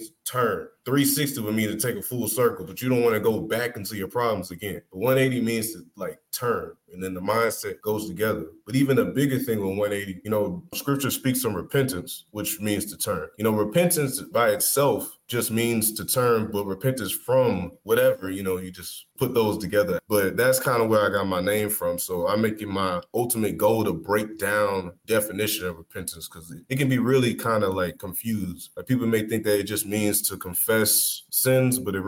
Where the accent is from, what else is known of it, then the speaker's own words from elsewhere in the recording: Fort Worth, Texas, United States; Fort Worth, I mean, I grew up in the suburbs